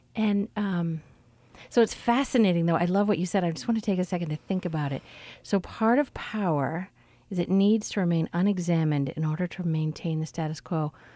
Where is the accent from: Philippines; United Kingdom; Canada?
Canada; now in United States; as a Canadian here